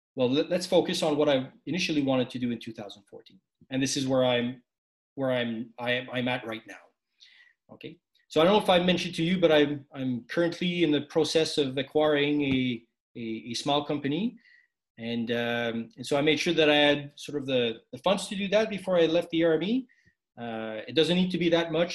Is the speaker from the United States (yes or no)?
no; Quebec, Canada; a Quebecois, a, a francophone, uh, serving in the Canadian Army